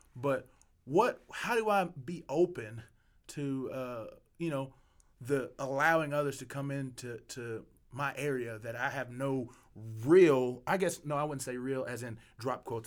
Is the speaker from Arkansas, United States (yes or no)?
yes; Arkansas, United States; I'm from Arkansas.